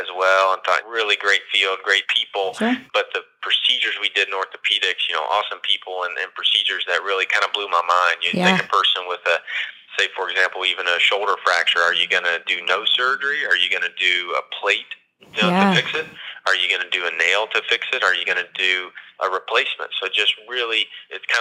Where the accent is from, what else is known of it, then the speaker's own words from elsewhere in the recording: Clay City, Kentucky, United States; also born or lived in Texas; now in Lexington, United States; I grew up in Clay City